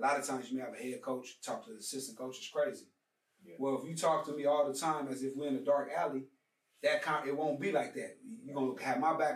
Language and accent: English; Los Angeles, California, United States; I'm from Los Angeles, California